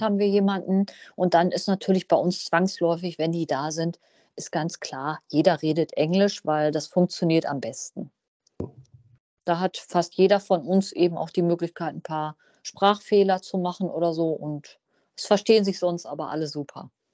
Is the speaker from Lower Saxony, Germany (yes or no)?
no; Münsterland, North Rhine-Westphalia, Germany; Ich komme aus dem Münsterland.